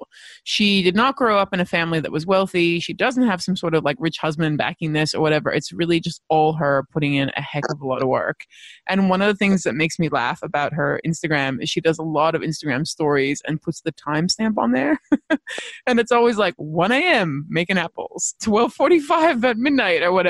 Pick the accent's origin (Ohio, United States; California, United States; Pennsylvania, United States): California, United States; Los Angeles; moved away; I grew up in Los Angeles